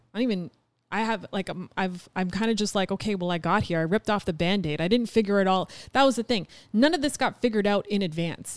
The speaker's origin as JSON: {"language": "English", "country": "Canada", "moved": "as an adult", "said": "we're Canadian."}